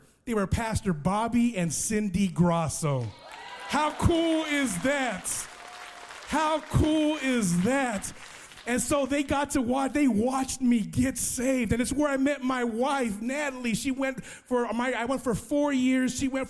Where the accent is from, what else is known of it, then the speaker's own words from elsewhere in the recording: West Coast, United States; So I was raised on the West Coast, so I love that West Coast gangster rap